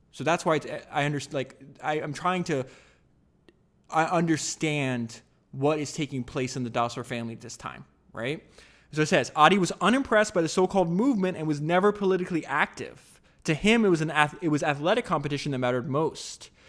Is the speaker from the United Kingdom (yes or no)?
no; United States; I grew up in America